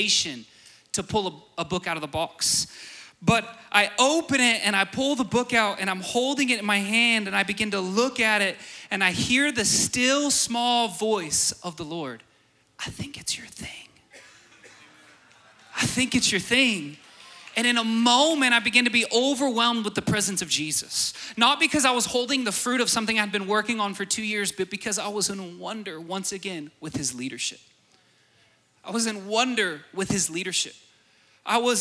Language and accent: English; Borger, Texas, United States; I'm from Borger.